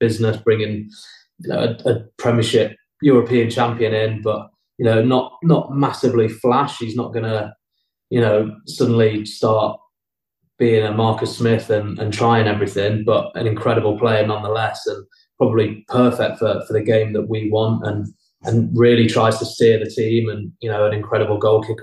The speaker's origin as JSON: {"language": "English", "region": "England", "country": "United Kingdom", "moved": "as an adult", "lives_now": "Pau, France", "said": "three English-speaking English blokes"}